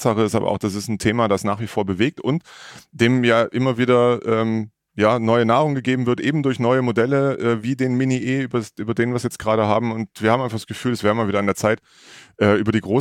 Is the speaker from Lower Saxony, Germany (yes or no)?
no; Baden-Württemberg, Germany; bin allerdings groß geworden nahe Franken, wenn man so will, im Neckar-Odenwald-Kreis, kurz bevor sich Baden-Württemberg in zur einen Seite Richtung Franken auflöst